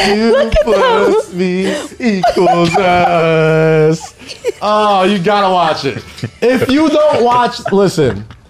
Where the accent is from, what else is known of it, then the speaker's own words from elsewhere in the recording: New York City, New York, United States; I grew up in Staten Island, goddammit.